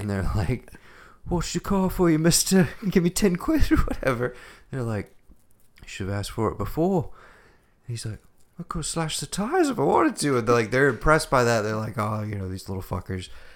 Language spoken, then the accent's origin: English; United States; As an American